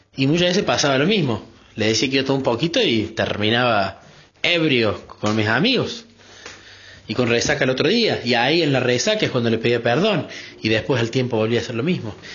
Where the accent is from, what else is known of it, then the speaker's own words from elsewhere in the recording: Córdoba, Argentina; de Córdoba, Argentina